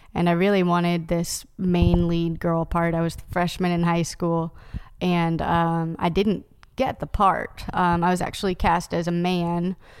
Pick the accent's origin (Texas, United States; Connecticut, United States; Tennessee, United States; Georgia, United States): Tennessee, United States; Knoxville; now in Nashville, United States; I grew up in Knoxville